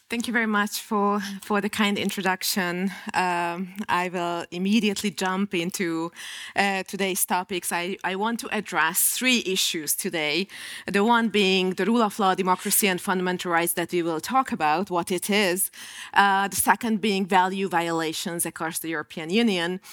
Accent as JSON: {"language": "English", "country": "Hungary", "tie": "born or raised there", "said": "in my home country"}